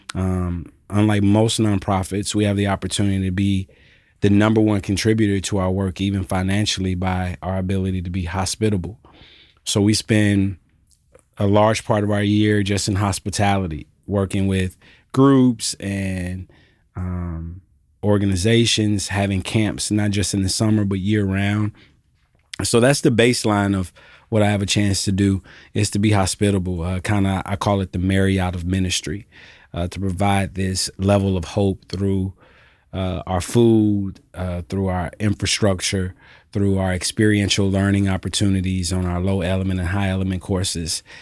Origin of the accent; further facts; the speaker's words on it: Alpharetta, Georgia, United States; also born or lived in Jackson, Mississippi / College Park, Georgia; now in Memphis, United States; I am from Jackson, Mississippi originally. I was raised thirty minutes north of Atlanta in Alpharetta, Georgia